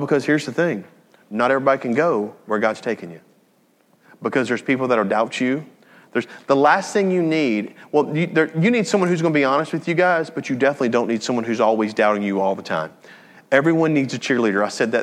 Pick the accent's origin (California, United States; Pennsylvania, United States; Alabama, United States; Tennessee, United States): Tennessee, United States; Jackson; moved away; I was born and raised in Jackson, Tennessee